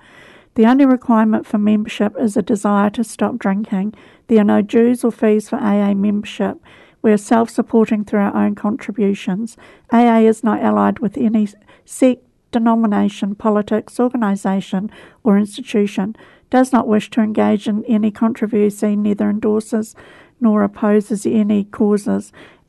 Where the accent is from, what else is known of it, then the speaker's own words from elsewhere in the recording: Canterbury, South East England, United Kingdom; Yes, I have.